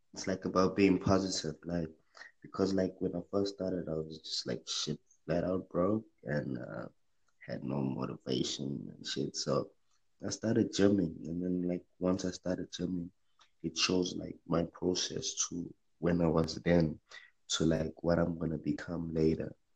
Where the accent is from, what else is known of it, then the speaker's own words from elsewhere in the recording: South Africa; I'm from South Africa